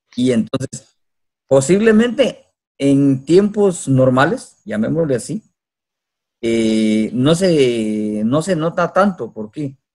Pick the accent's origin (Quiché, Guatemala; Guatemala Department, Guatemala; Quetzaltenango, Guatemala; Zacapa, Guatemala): Quetzaltenango, Guatemala; Coatepeque; soy de Cotepeque